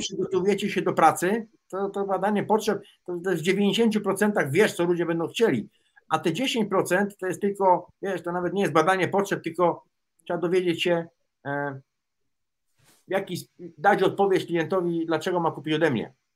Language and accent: Polish; Łódź, Łódź Voivodeship, Poland; ja się wychowałem w Łodzi na starych bałutach